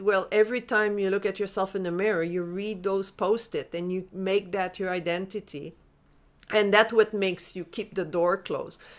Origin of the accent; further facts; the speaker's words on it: Montreal, Quebec, Canada; moved away; I'm from Montreal originally